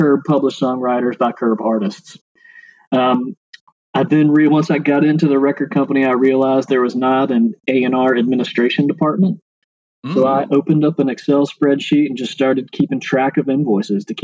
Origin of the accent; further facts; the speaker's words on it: Nashville, Tennessee, United States; moved away as an adult; also born or lived in Athens, Georgia / Chapel Hill, North Carolina; I'm from Nashville, born and raised